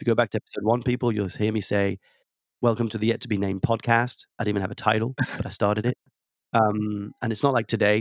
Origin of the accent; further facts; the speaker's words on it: France; accent: slight tweak of an accent; moved away; I was born and raised in France